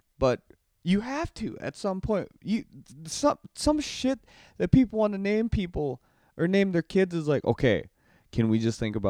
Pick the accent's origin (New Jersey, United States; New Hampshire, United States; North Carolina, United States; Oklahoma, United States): North Carolina, United States; I'm from North Carolina.